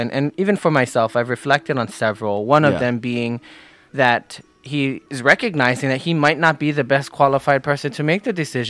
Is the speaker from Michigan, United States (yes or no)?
no; Oahu, Hawaii, United States; I am born right here on Oahu. I'm a resident full-time. My whole life has been spent here in Hawaii. I live in Waimanalo. My family is many generations back as far as Hawaiian culture.